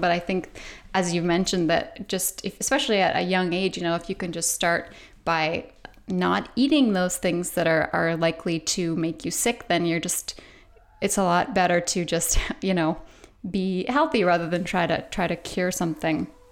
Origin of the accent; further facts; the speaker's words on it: Canada; I'm Canadian